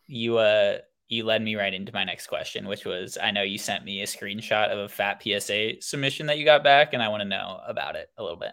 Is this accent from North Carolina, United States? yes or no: no; Oakland, California, United States; I am born and raised in Oakland, California